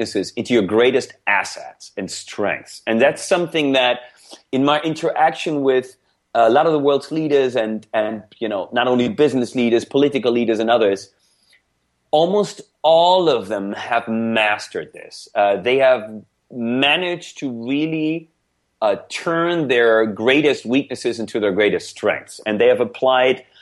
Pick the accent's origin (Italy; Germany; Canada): Germany; first language German; English is a second language; now in United States; I grew up in Germany. I was born and raised in Germany before I came to the US